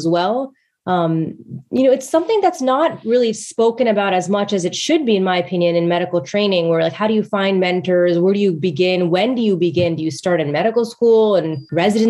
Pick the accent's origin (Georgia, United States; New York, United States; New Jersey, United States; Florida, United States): New York, United States; Westchester; moved away as an adult; I was actually born and raised in Westchester, New York